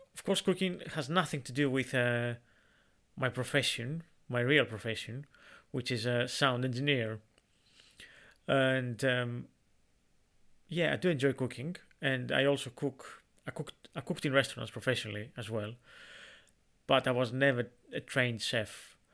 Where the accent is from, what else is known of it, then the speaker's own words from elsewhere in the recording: Greece; in Greece, in my hometown